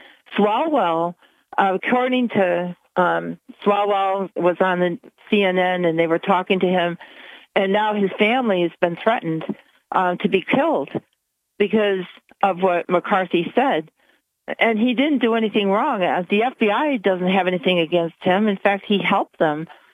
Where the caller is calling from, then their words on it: Binghamton, New York, United States; And I'm calling from Binghamton.